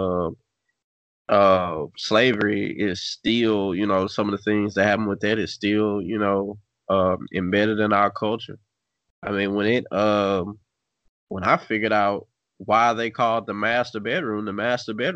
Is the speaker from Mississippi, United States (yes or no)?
yes; Natchez, Mississippi, United States; I grew up in Natchez, Mississippi